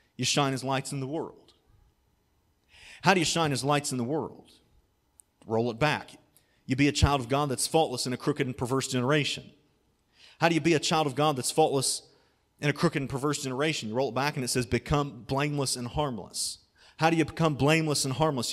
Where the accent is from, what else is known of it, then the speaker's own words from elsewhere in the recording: Germantown, Ohio, United States; I grew up in Germantown, Ohio, which is kind of between Dayton and Cincinnati